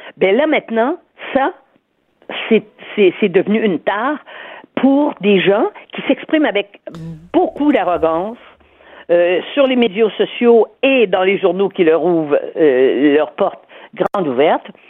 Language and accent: French; Quebec, Canada; nous sommes des Québécois nationalistes qui voulons défendre notre langue